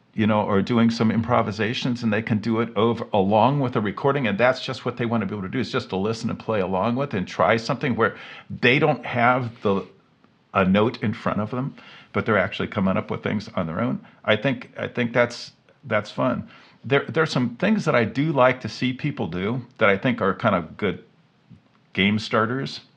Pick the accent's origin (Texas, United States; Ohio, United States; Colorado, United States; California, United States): Ohio, United States; Cincinnati; moved away; I grew up in Cincinnati